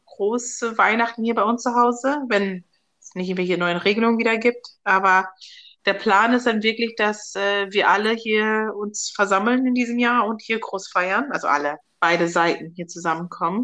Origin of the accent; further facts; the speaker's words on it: Germany; ich bin in Deutschland aufgewachsen, bin seit 95 hier